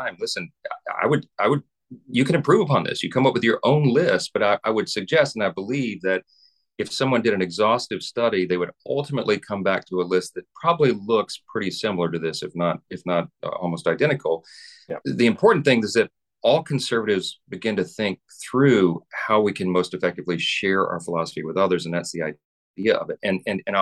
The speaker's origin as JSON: {"language": "English", "region": "Louisiana", "country": "United States", "said": "I'm from Louisiana"}